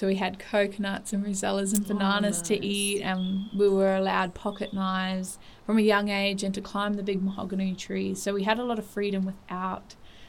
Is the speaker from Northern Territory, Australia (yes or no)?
yes; Darwin, Northern Territory, Australia; also born or lived in Wollongong; I'm born and raised in Darwin and just left for 4 years to get my teaching degree down in the University of Wollongong. I grew up on a farm.